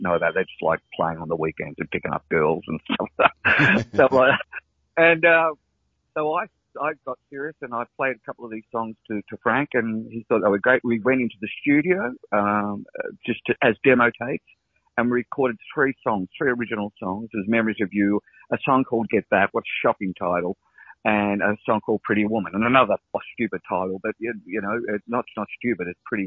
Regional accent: Brunswick, Victoria, Australia; Mum used to work for Fletcher Jones and in Brunswick here, where I grew up in Brunswick

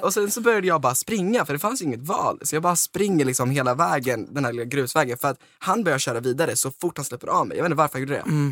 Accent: Sweden; now in Stockholm, Sweden; jag kommer från Valsta

